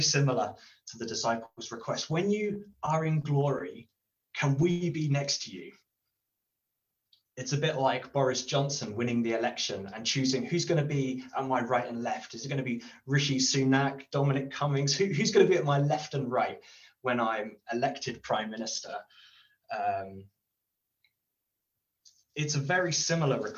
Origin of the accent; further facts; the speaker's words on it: United Kingdom; as a British person who's polite